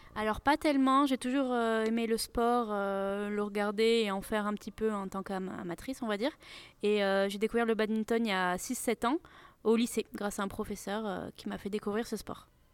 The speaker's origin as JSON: {"language": "French", "town": "Nantes", "region": "Pays de la Loire", "country": "France", "also_born_or_lived": "Toulouse", "said": "je suis de Nantes"}